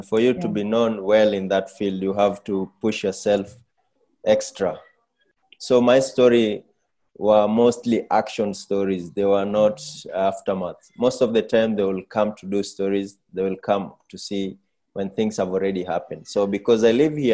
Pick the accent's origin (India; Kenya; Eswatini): Kenya; Nairobi; I was born in Mathare. I was brought up in Mathare.